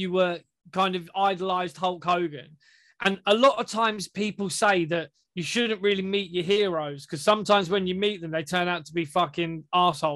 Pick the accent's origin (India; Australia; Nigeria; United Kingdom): United Kingdom; we're British guys. We've been trained in the British way